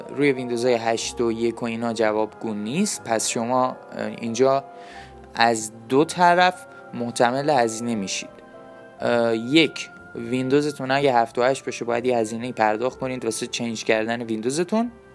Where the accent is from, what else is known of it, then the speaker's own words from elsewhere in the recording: Iran; ما ایرانیم